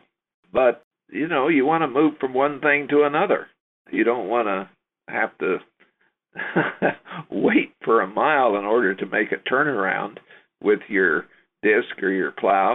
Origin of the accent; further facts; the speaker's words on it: Topeka, Kansas, United States; I grew up in the Kansas River Valley near Topeka